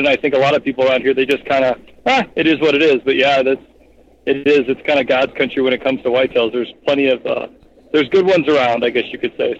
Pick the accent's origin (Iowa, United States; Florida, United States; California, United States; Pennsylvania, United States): Iowa, United States; Belmond; also born or lived in Clear Lake, Iowa; I'm originally, born and raised in Iowa. I grew up in Belmont, Iowa, which is north central Iowa. Like I said, I live in Clear Lake, Iowa now, which is just about a half hour north of there, right along I-35 in north central Iowa.